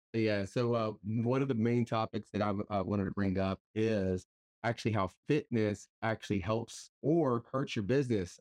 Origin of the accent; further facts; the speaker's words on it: Pearsall, Texas, United States; now in San Antonio, United States; I'm not originally from San Antonio. I'm actually from a small town, uh, Pearsall, Texas, about an hour south of San Antonio. So, I am a small town guy